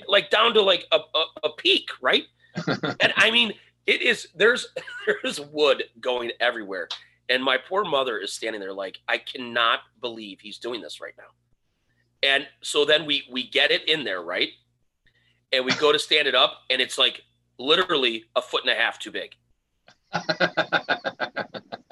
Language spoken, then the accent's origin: English; Lakewood, United States; I grew up in Lakewood